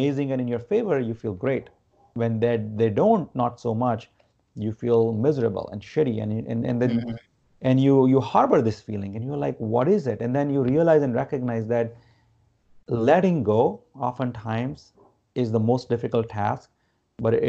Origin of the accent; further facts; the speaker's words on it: Gujarat, India; moved away; I grew up in India. India is considered the spiritual capital of the world. I'm not from like Varanasi, where, you know, which is considered the spirituality like center, epicenter, I would say. But I'm from Gujarat